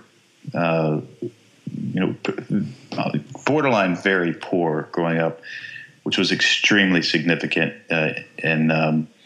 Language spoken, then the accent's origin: English; Texas, United States; I grew up in Texas